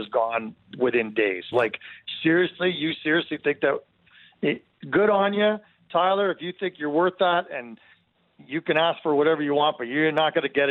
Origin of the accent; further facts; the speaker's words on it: Mississauga, Ontario, Canada; now in Calgary, Canada; I grew up in Southern Ontario in Mississauga